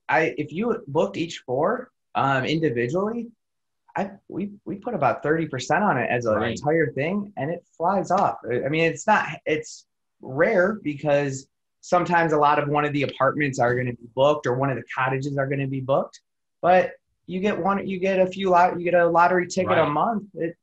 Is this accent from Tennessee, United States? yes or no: no; Michigan, United States; moved away as an adult; now in Chicago, United States; it's a small town that we're both from Michigan.